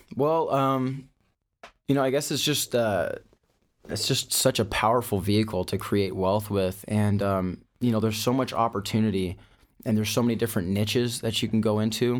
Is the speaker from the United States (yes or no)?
yes; Thousand Oaks, California, United States; I'm from, uh, Thousand Oaks, California, so not too far from your studio over here